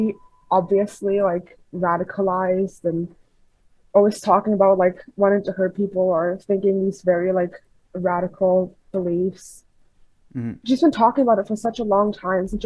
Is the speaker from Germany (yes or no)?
yes; Germany; I'm from Germany. It's like 4 in the morning here.